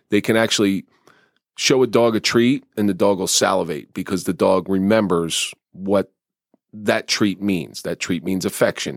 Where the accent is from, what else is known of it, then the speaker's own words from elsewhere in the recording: New Jersey, United States; I grew up in South Jersey